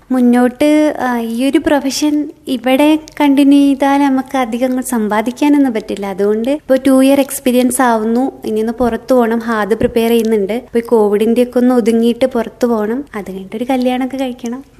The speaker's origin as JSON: {"language": "Malayalam", "area": "Malayali", "region": "Kerala", "country": "India", "said": "എൻ്റെ വാർഡിൽ മാത്രം ഞാൻ മാത്രമേ മലയാളി ഉണ്ടായിരുന്നുള്ളൂ"}